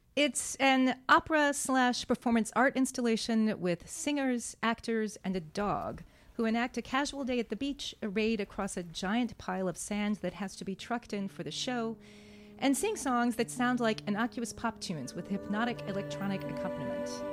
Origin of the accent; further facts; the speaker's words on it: Santa Fe, New Mexico, United States; I grew up in Santa Fe, New Mexico